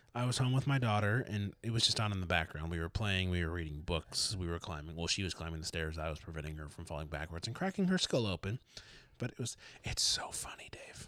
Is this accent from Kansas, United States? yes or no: no; Detroit, Michigan, United States; I'm from Detroit